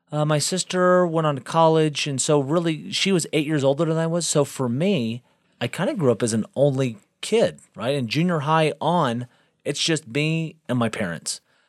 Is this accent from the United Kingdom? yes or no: no; South Bend, Indiana, United States; born there; also born or lived in Galveston; I was born in South Bend, Indiana, and my parents divorced up there. My mom remarried, and they honeymooned down to a place called Galveston, Texas.